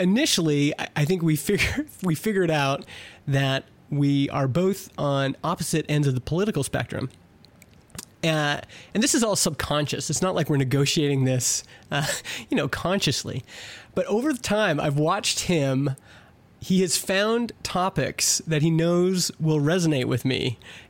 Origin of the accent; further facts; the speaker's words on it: Edmonton, Alberta, Canada; born there; Yeah, I was born in Edmonton and went for university.